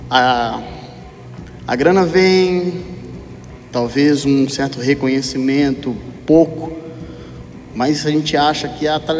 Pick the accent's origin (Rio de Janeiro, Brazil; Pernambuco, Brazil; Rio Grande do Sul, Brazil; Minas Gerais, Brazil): Minas Gerais, Brazil; moved away as an adult; also born or lived in São Paulo; Eu sou de Minas, eu sou mineiro. Eu me mudei para o interior de São Paulo para montar uma firma e achei que eu ia ficar muito rico.